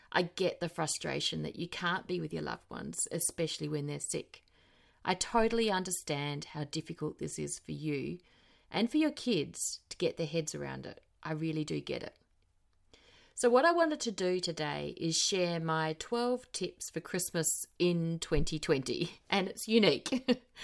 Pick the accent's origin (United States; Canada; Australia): Australia; also born or lived in South Australia; now in New Zealand; As an Australian citizen, I can legally vote, work, and buy property here